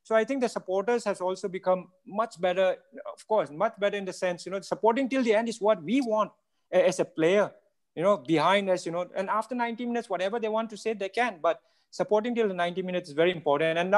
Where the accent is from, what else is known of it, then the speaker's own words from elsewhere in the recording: India; as an Indian, are we ready to wait for that few more years